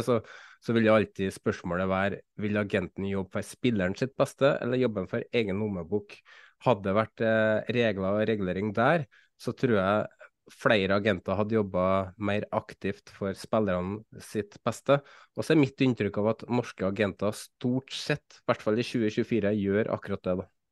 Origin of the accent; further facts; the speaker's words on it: Trøndelag, Norway; for meg som trønder